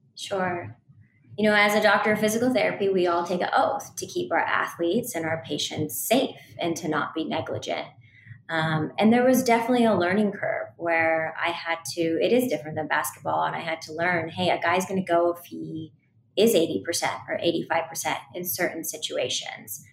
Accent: Seattle, Washington, United States; I went on to work a short stint in the WNBA in my hometown in Seattle, Washington

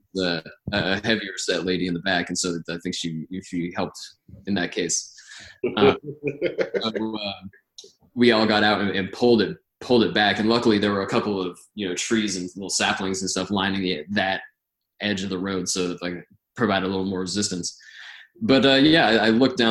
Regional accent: Sandy Hook, Connecticut, United States; moved away; I was born in Sandy Hook, but I wasn't there when it happened

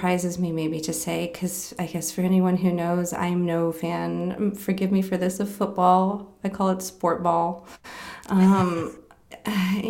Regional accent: Willamette Valley, Oregon, United States; now in Green Bay, United States; I'm from kind of a place called like the Willamette Valley, in Oregon on the West Coast

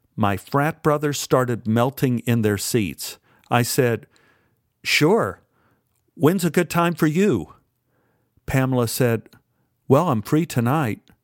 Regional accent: Dallas, Texas, United States; Growing up in Oak Cliff

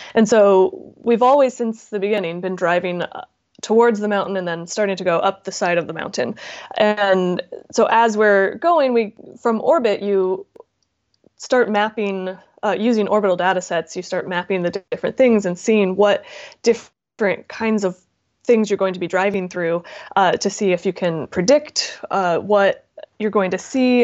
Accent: Southern California, United States; I grew up in Southern California

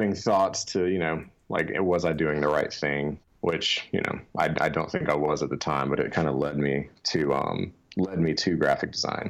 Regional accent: Louisiana, United States; I'm from Louisiana, born and raised

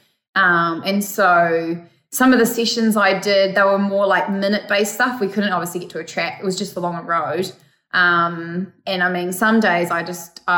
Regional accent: Cambridge, Waikato, New Zealand; New Zealand, Cambridge, my hometown

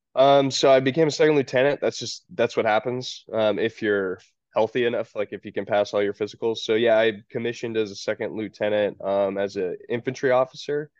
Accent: Georgia, United States; also born or lived in Tacoma, Washington; I'm from Georgia, so we'd come home to visit my parents

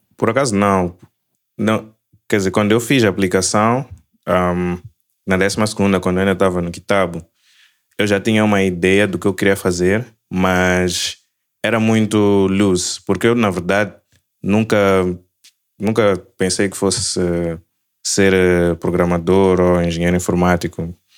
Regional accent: Maputo, Mozambique; also born or lived in Lisbon, Portugal / Angola; now in Cape Town, South Africa; eu nasci em Lisboa. Um, minha mãe estava lá a estudar. Um, então nasci lá, mas logo depois fui para Maputo

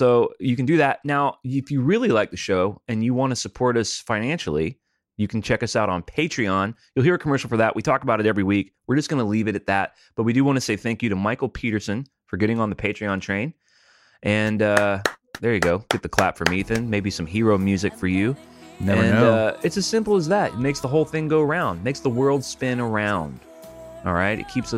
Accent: Sydney, New South Wales, Australia; I'm from Sydney, Australia.

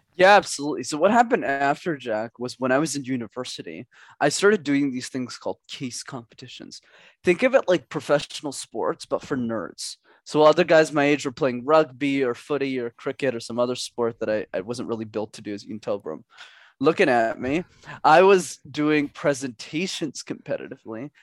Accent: Montreal, Quebec, Canada; growing up in Montreal

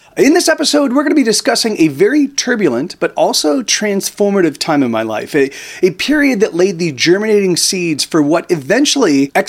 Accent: Palm Desert, California, United States; my hometown of Palm Desert.

